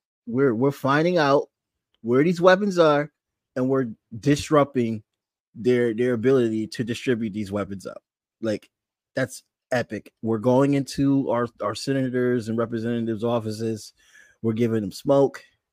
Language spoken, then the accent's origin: English; Bridgeport, Connecticut, United States; I grew up in Bridgeport, Connecticut, which is a part of Fairfield County